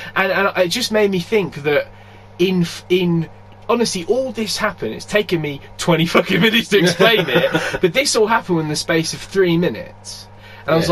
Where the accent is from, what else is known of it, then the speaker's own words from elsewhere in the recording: Glasgow, Scotland, United Kingdom; my sort of upbringing being, I may have mentioned it before, being Glaswegian